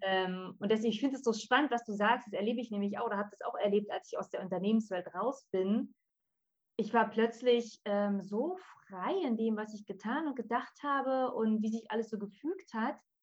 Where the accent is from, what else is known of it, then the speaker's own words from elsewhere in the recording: Berlin, Germany; ich komme aus Berlin.